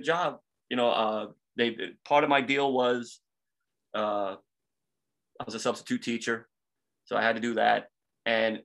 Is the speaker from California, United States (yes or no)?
no; New York City, New York, United States; moved away; I grew up in New York